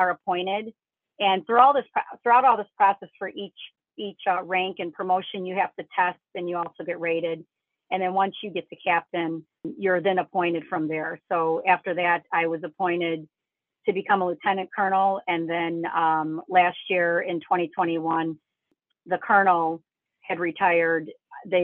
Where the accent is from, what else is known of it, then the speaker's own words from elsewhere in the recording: Chicago, Illinois, United States; I'm born and raised in Chicago